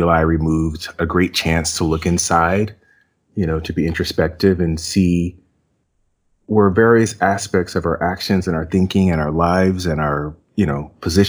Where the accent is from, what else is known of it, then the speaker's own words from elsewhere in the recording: Westfield, New Jersey, United States; I was raised in Westfield, New Jersey